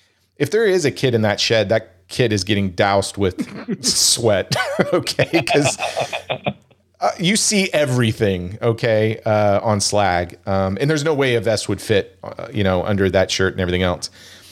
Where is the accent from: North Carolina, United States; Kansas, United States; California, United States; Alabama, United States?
Kansas, United States; Wichita; Oh, I was born and raised in Wichita, Kansas. So I'm a Jayhawk.